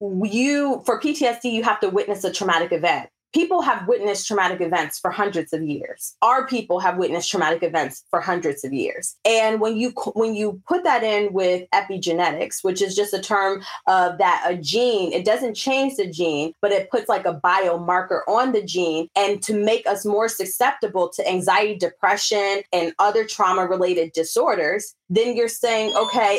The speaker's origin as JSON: {"language": "English", "town": "Alpharetta", "region": "Georgia", "country": "United States", "tie": "born or raised there", "also_born_or_lived": "the North", "moved": "yes", "lives_now": "California, United States", "said": "growing up in Alpharetta"}